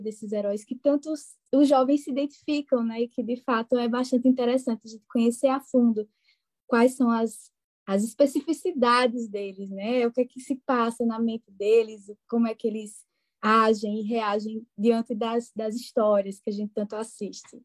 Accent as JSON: {"language": "Portuguese", "region": "interior of Pernambuco", "country": "Brazil", "accent": "pernambucano do interior", "said": "com esse meu sotaque pernambucano do interior de Pernambuco"}